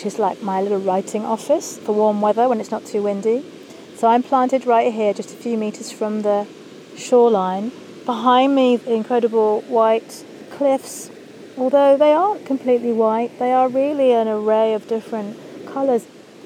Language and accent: English; Kent, South East England, United Kingdom; she met my English dad there in Eastbourne, and they moved inland, and I grew up in Kent